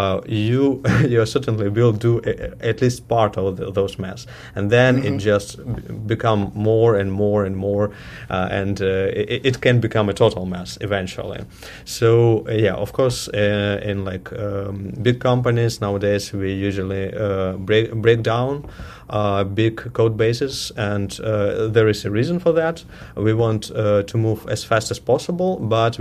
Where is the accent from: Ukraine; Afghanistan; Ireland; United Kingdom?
Ukraine; also born or lived in Russia; now in Toronto, Canada; I'm originally from Ukraine, but I started my career as a developer in Russia. And 1 year ago, I moved to Toronto, Canada